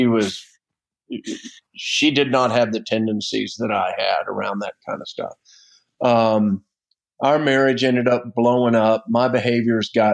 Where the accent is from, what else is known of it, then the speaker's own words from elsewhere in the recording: Florida, United States; I grew up in Florida on the beach. My family homesteaded down there in the 1800s